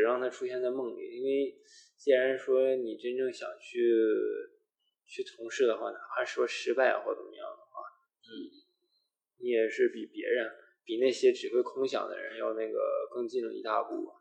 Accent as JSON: {"language": "Chinese", "region": "Shandong", "country": "China", "moved": "yes", "lives_now": "Beijing, China", "said": "我是来自山东，现在是在北京，然后做互联网运营吧"}